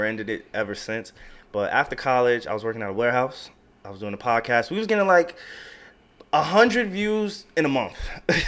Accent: Long Island, New York, United States; also born or lived in Queens, New York / Delaware; I was born in Long Island, New York.

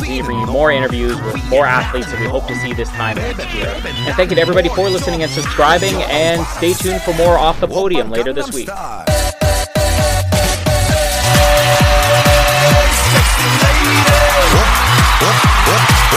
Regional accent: Winnipeg, Manitoba, Canada; I'm from Winnipeg

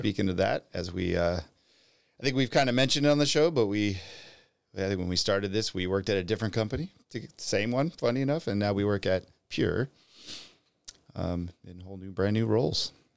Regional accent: United States; being an American

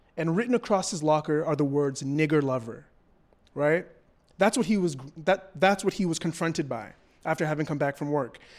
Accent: Toronto, Ontario, Canada; I'm from Toronto, Canada. I am not American

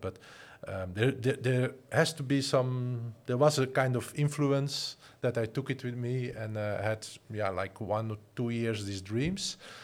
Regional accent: Flanders, Belgium; moved away as an adult; also born or lived in Antwerp; now in Netherlands; I'm originally I'm from Flanders, and I'm working and living in the Netherlands

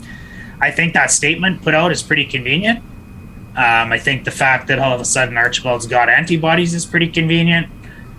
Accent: Saskatchewan, Canada; now in Edmonton, Canada; I grew up in Saskatchewan

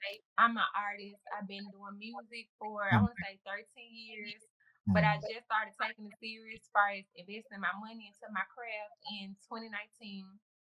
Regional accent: Memphis, Tennessee, United States; from South Memphis.

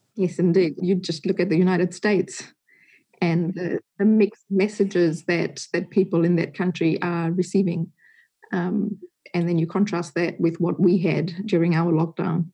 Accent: Fiji; also born or lived in Singapore / Hong Kong / India; now in New Zealand; I grew up in Fiji

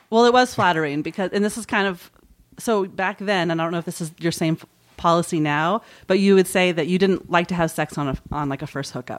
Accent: Marin, California, United States; also born or lived in San Francisco; San Francisco for me, that's where I was born, and I was raised in Marin, and I've never lived an hour from San Francisco

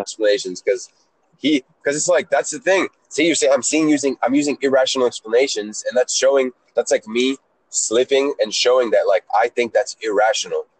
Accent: Atlanta, Georgia, United States; also born or lived in Israel; I'm Israeli. I was born in Israel, age five. I uh, went to Atlanta. I was an immigrant

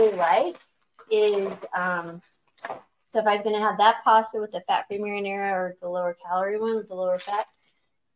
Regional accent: New Mexico, United States; I grew up in New Mexico

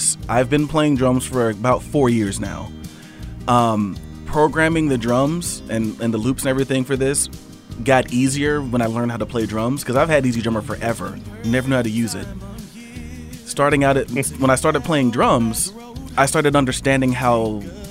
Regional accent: Georgia, United States; So I really love my state, my home state. I know it's got its issues. Although we went blue, so that's cool. I know it's got its issues. I mean, I've lived here all my life

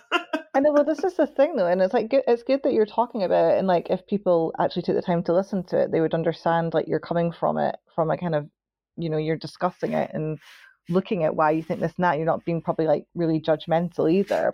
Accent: Scotland, United Kingdom; I'm Scottish

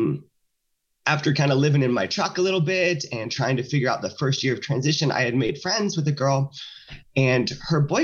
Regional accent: the South, United States; now in Santa Maria, United States; I grew up in the South

